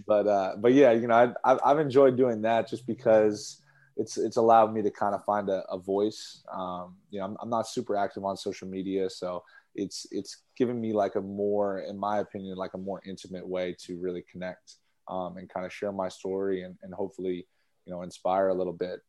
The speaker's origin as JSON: {"language": "English", "town": "Boston", "region": "Massachusetts", "country": "United States", "tie": "born or raised there", "said": "I grew up in Boston, around Boston"}